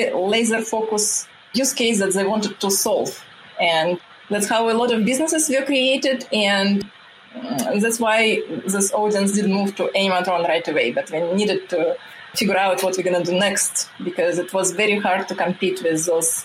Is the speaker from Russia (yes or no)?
yes; Russia; English is a second language; moved away as an adult; now in United States; I came from Russia where we don't have this big of gap between men and women